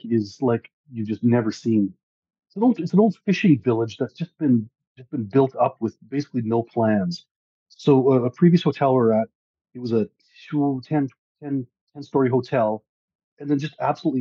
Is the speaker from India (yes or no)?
no; Canada; I'm a Canadian.